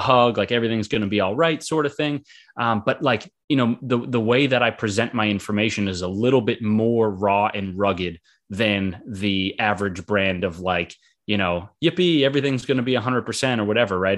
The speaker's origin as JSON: {"language": "English", "town": "Boston", "region": "Massachusetts", "country": "United States", "also_born_or_lived": "Florida", "said": "I'm from Boston, Massachusetts. Been here most of my life"}